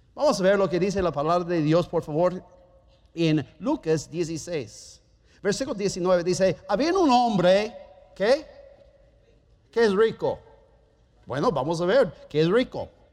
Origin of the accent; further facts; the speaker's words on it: Germany; Spanish is a second language; moved away; Yo soy alemán